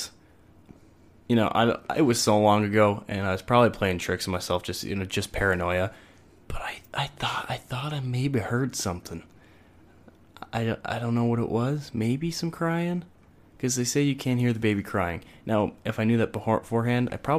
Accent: Logan, Utah, United States

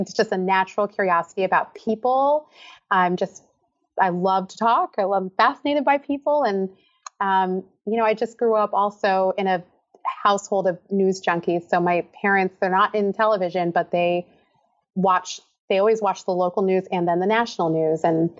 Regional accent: Philadelphia suburbs, Pennsylvania, United States; now in Massachusetts, United States; Girl, I was the only … in the Philadelphia suburbs.

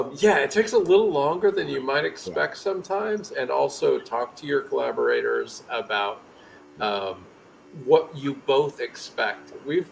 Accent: United States; I'm an American

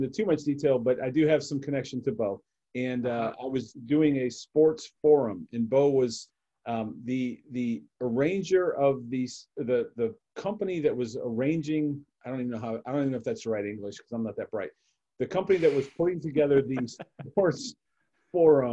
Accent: Cleveland, Ohio, United States; I'm a Cleveland guy. I grew up in Cleveland

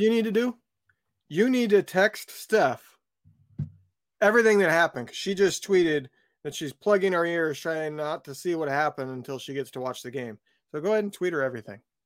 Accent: West Lafayette, Indiana, United States; moved away; I grew up where Purdue is, that's my hometown

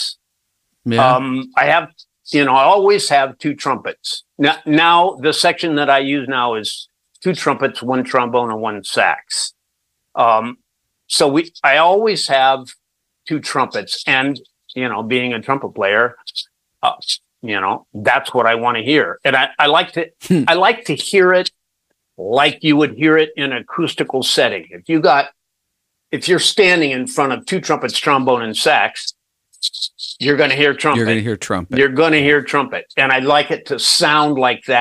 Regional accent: Illinois, United States; moved away; I'm from Illinois

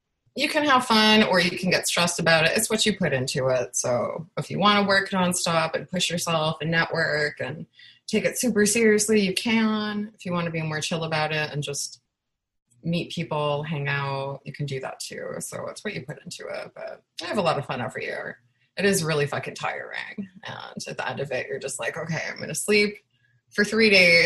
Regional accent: Chicago, Illinois, United States; I'm from Chicago

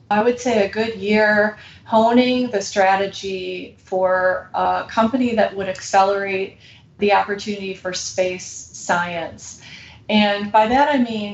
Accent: United States; we're American

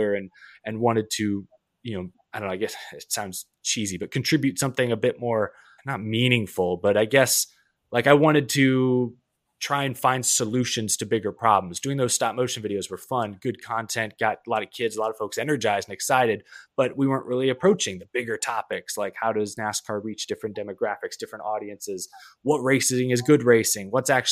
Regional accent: Houston, Texas, United States; I'm from Houston, Texas

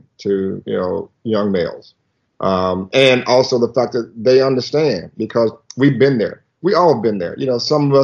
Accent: the South, United States; we grew up in the South

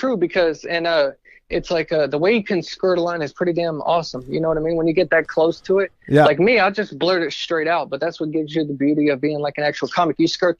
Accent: the South, United States; You see, I grew up in the South, and it was really terrible, and they had theater class

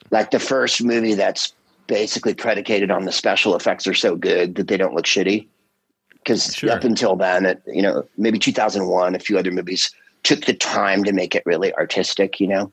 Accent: San Carlos, California, United States; I'm from San Carlos

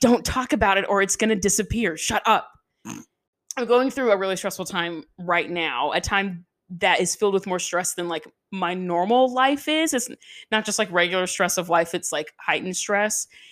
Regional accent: the South, United States; we're from the South

